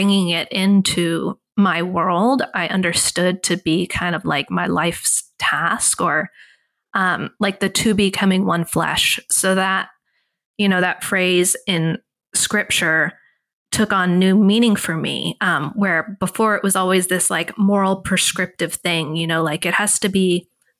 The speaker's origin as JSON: {"language": "English", "region": "Texas", "country": "United States", "tie": "born or raised there", "said": "I grew up in Texas"}